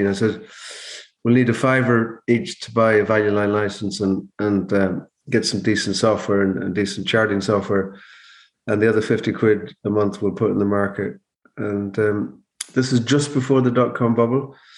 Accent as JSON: {"language": "English", "area": "Mayo", "region": "Connacht", "country": "Ireland", "moved": "as an adult", "lives_now": "Donegal, Ireland", "said": "I'm originally from Mayo, but I live in Donegal"}